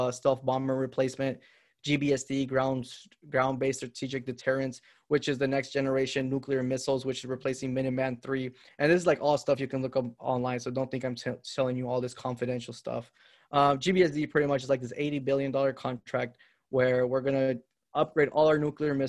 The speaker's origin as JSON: {"language": "English", "country": "Honduras", "tie": "born or raised there", "also_born_or_lived": "Indiana", "moved": "yes", "said": "I grew up in Honduras"}